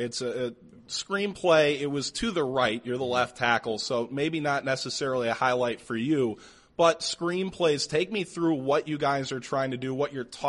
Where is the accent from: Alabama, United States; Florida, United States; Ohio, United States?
Ohio, United States; Cleveland; I'm from the Cleveland area.